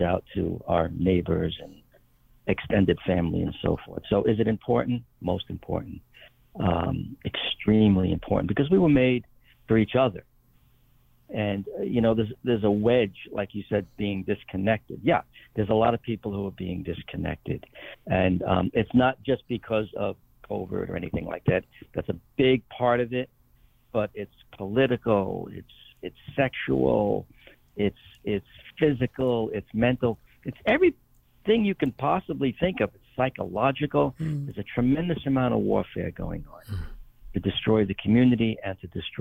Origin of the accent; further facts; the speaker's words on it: New York City, New York, United States; I'm from Brooklyn